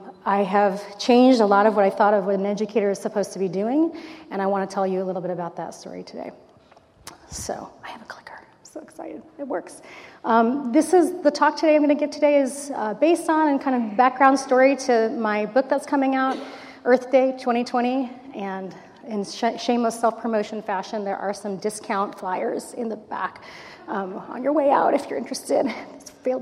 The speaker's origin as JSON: {"language": "English", "town": "Los Angeles", "region": "California", "country": "United States", "tie": "born or raised there", "said": "I grew up in Los Angeles, so this is not too far from where I used to do my maybe not so great 16-year-old drives up here for Santa Barbara culture."}